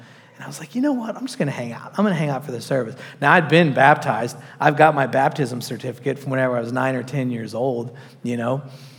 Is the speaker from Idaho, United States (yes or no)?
no; New Jersey, United States; I'm from New Jersey, dude. We road rage.